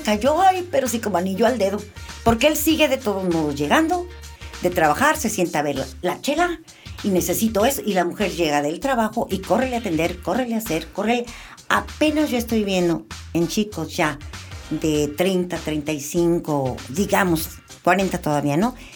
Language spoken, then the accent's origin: Spanish; Guadalajara, Jalisco, Mexico; Soy nacida en Guadalajara hace 66 años. Estudié ahí la carrera de diseño gráfico en la Universidad de Guadalajara